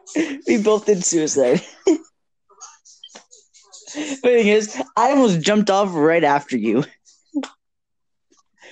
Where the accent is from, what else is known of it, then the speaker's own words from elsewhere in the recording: United States; I was American born here